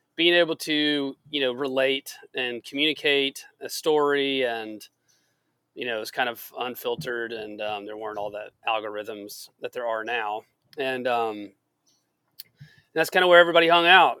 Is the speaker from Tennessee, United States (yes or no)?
yes; Chattanooga, Tennessee, United States; I was born and raised in Chattanooga